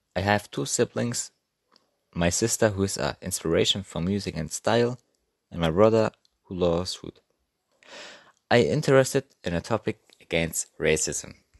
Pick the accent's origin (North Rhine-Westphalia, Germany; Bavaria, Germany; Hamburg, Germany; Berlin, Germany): Hamburg, Germany; English is a second language; I was born in Hamburg on 15 April 2005